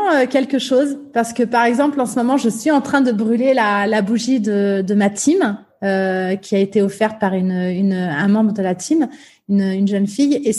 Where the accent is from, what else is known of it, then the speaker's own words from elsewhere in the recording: Limoges, Nouvelle-Aquitaine, France; J'ai grandi euh, à la campagne. Je suis née à Limoges, et donc euh, alors j'ai grandi à, Limoges, notamment.